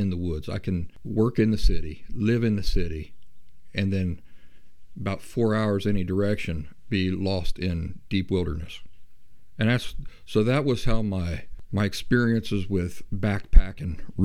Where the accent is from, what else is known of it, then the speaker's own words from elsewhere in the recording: Appalachia, United States; moved away as an adult; also born or lived in Columbus, Ohio / Philadelphia, Pennsylvania / Boston area; I grew up in the Appalachian backcountry. In my mid-20s, I moved off from Appalachia, and I moved to the big cities